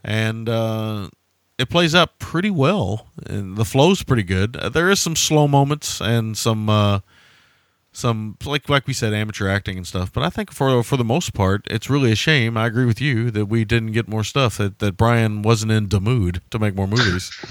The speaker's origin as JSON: {"language": "English", "region": "rural Kentucky", "country": "United States", "tie": "born or raised there", "said": "in rural Kentucky, they don't exist anymore, but they did exist when I was a kid"}